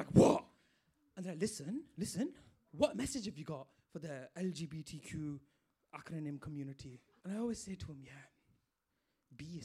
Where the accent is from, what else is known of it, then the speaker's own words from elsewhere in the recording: Bradford, Yorkshire and the Humber, United Kingdom; I'm from Bradford, as you can tell by my accent.